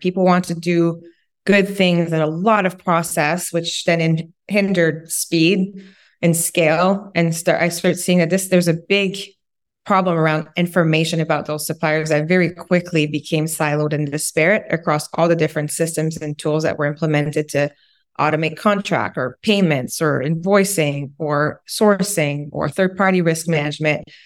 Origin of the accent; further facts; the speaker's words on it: Quebec, Canada; English is a second language; moved away as an adult; also born or lived in West Coast; I'm originally from Quebec, French Canadian. Left Quebec a long time ago to become a ski instructor, actually on the West Coast, and then went to university, learned English.